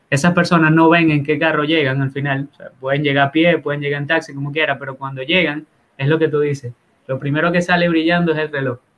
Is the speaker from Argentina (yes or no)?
no; Dominican Republic; ya cuando tú empiezas como a, como buen dominicano a hacer hacer pantalla, pues, hacer aparataje.